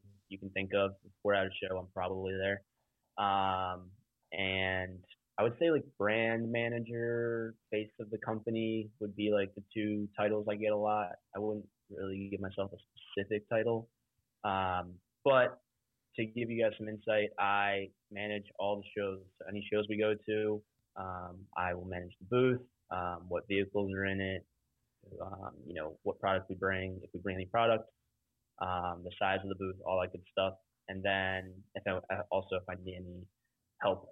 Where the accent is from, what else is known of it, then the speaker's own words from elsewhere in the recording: Ocean City, Maryland, United States; I'm from Maryland, Ocean City, Maryland, if you've ever heard of it, all the way on the East Coast